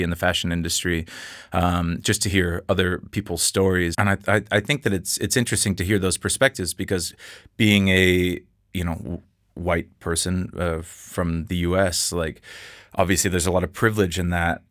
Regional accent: Seattle, Washington, United States; now in Copenhagen, Denmark; I'm from Seattle.

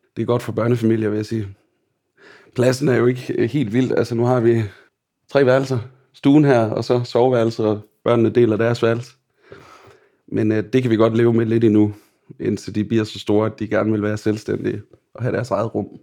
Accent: Billund, Southern Denmark, Denmark; Og jeg er opvokset i Bilund

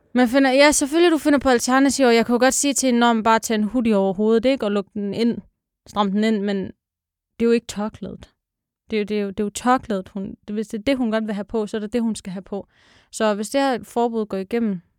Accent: Denmark; jeg er dansker

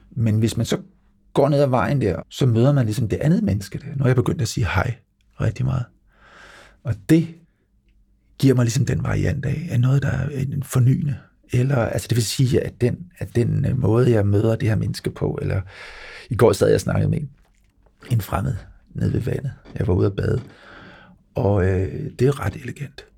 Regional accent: Lolland, Zealand, Denmark; Jeg står på en fodboldbane nede på Lolland, hvor jeg er vokset op

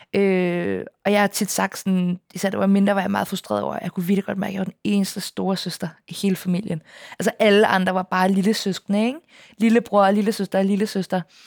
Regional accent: Copenhagen, Capital Region of Denmark, Denmark; jeg er opvokset på Østerbro, men det var dengang, det ikke var super fint

